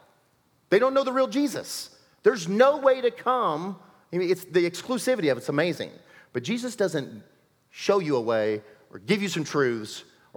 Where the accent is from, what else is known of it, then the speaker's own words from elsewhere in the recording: Illinois, United States; now in Kansas, United States; I'm an Illinois boy